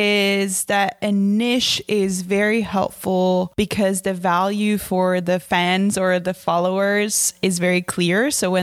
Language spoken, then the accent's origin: English; Finland; I'm from Finland